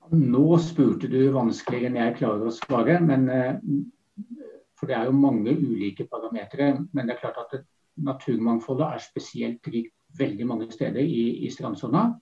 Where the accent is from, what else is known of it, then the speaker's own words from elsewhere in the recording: Vestfold, Norway; jeg vokste opp i Vestfold